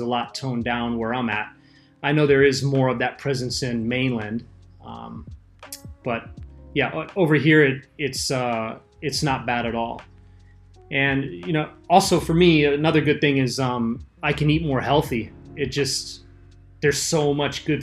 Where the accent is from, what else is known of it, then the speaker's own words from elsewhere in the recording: Los Angeles, California, United States; moved away as an adult; now in Okinawa, Japan; I'm from Los Angeles